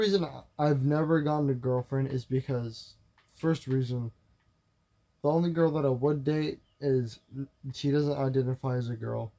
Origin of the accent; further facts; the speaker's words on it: West Virginia, United States; Is this possibly a Haley that I used to know? I'm from West Virginia.